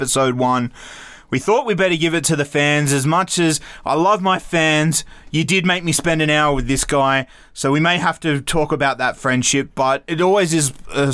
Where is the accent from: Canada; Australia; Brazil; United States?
Australia; for an Australian, we are brought up on a lot of American things with TV